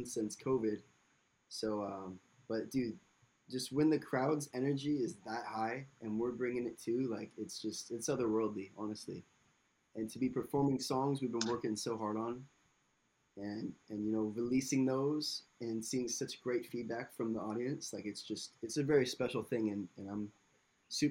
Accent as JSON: {"language": "English", "town": "Tampa", "region": "Florida", "country": "United States", "tie": "born or raised there", "said": "I'm from Tampa, Florida, originally. A little island off of downtown called Davis Island. It was just a paradise to grow up"}